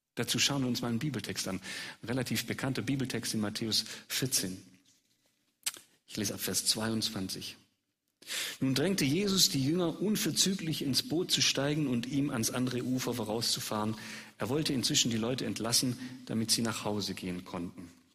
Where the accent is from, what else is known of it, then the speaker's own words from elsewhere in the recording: Swabia, Germany; accent: Swabian; als Schwabe auf Schwäbisch